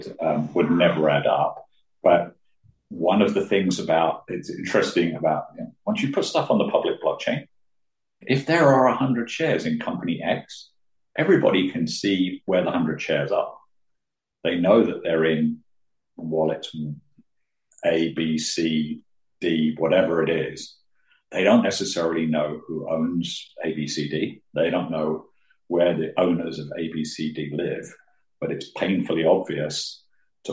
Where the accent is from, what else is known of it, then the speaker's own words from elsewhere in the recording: United Kingdom; now in Switzerland; being British